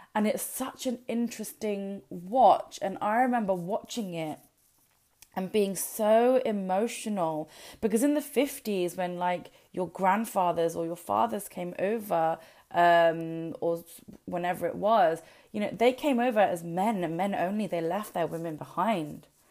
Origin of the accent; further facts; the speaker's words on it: United Kingdom; when we're in the UK, yes, we're British born, we're bred, this is our heritage